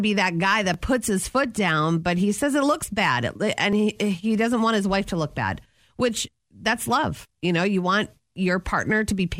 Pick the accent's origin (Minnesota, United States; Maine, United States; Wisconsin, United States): Minnesota, United States; Anoka; Anoka, my hometown